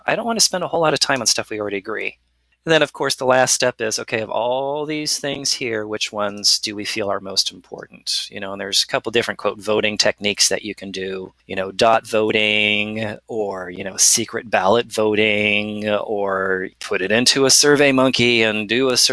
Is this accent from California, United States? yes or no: yes; California, United States; I was born in California